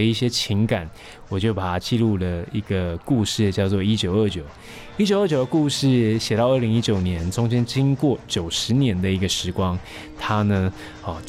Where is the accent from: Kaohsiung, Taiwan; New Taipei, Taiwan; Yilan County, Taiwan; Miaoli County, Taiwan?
Yilan County, Taiwan; first language Taiwanese Hokkien; Chinese is a second language; 我回到我的家乡教书啊，